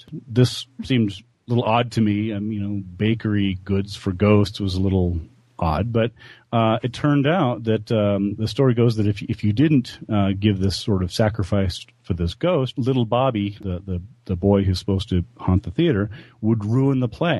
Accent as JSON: {"language": "English", "town": "Albuquerque", "region": "New Mexico", "country": "United States", "tie": "born or raised there", "also_born_or_lived": "Buffalo", "said": "When I grew up here in Albuquerque in New Mexico"}